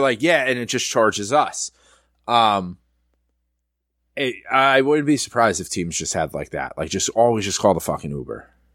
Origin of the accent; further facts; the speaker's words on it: New York, United States; I'm from New York